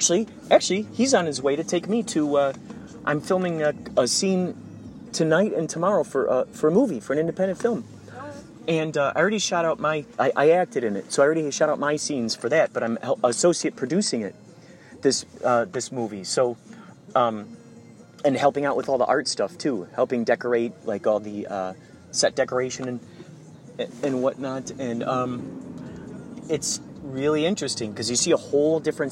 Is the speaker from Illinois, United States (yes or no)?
yes; Chicago, Illinois, United States; moved away; I'm from Chicago where it's flat out there